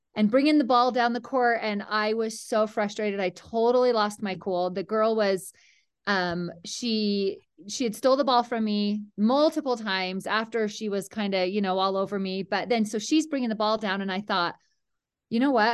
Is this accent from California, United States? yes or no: no; Mount Pleasant, Utah, United States; I grew up in Mount Pleasant, Utah, a tiny little town